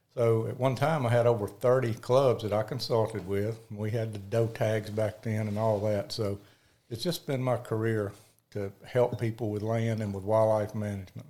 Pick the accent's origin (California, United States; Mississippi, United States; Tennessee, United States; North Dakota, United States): Mississippi, United States; Picayune; now in Hattiesburg, United States; I grew up in Picayune, Mississippi